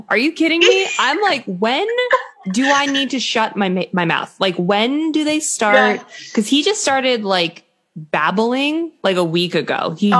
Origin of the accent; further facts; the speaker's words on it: Boston, Massachusetts, United States; now in Maine, United States; I'm from Boston.